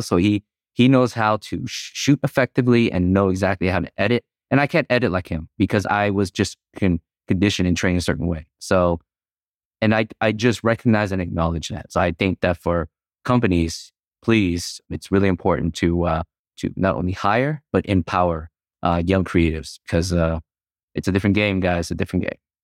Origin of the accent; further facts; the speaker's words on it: United States; growing up in the nineties, all we cared about was trying to assimilate and fit in, into the American culture